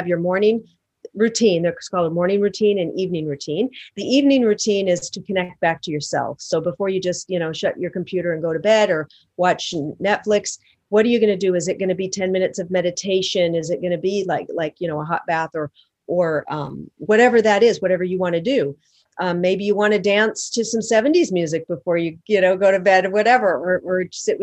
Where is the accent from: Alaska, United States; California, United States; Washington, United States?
Washington, United States; Seattle; now in Los Angeles, United States; Seattle, my hometown. I live in Los Angeles